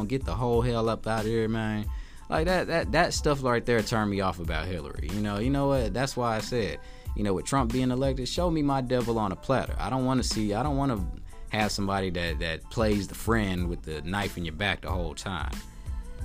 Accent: Texas, United States; I'm from Texas

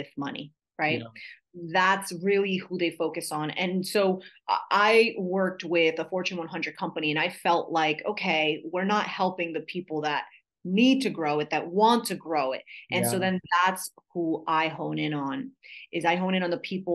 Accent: New Jersey, United States; I'm from New Jersey

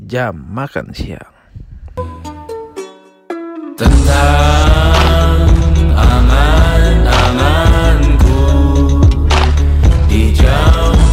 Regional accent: Indonesia; now in United States; Di negara asal gue di Indonesia itu udah kurang lebih 5 ribu.

